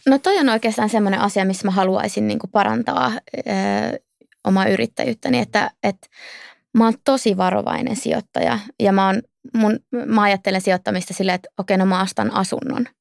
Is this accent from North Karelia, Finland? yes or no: yes; Outokumpu, North Karelia, Finland; moved away as an adult; also born or lived in Turku; mä oon kasvanut Outokummussa ja käynyt siellä mun koulut